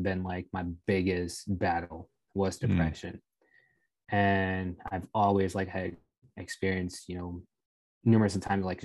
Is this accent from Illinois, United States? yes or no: yes; Rockford, Illinois, United States; I grew up in Rockville, Illinois